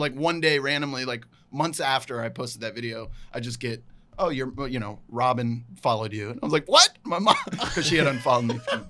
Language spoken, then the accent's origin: English; Salem, Virginia, United States; moved away; It's called Roanoke College in my hometown.